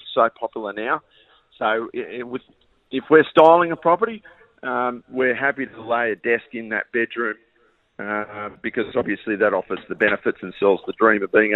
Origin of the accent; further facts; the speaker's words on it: Wollongong, New South Wales, Australia; I grew up in Kirriville myself